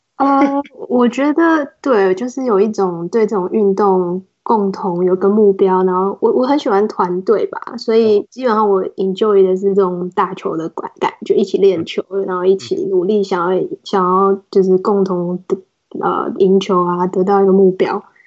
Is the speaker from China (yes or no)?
no; Taiwan; moved away as an adult; now in United States; 身为一个台湾人来 N B A 工作是一个比较特别的经验